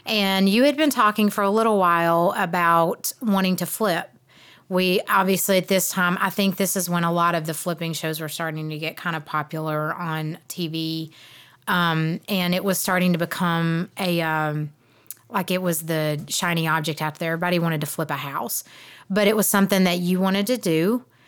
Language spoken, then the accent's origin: English; South Georgia, United States; moved away as an adult; now in Cleveland, Tennessee, United States; I grew up in South Georgia